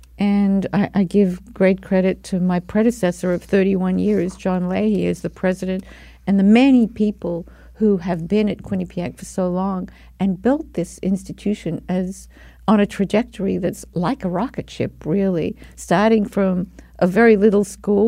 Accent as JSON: {"language": "English", "town": "Melbourne", "region": "Victoria", "country": "Australia", "tie": "born or raised there", "said": "I grew up in Melbourne, Australia"}